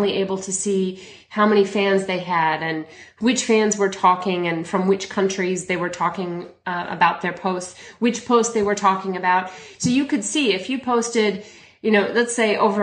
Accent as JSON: {"language": "English", "town": "Chicago", "region": "Illinois", "country": "United States", "moved": "yes", "lives_now": "Melbourne, Australia", "said": "I'm originally from Chicago, but I moved to Melbourne, Australia about 17 years ago"}